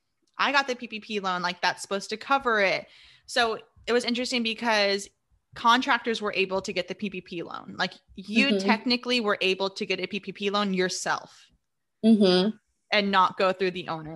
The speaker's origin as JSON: {"language": "English", "region": "California", "country": "United States", "tie": "born or raised there", "moved": "as an adult", "lives_now": "Austin, United States", "said": "I'm from California."}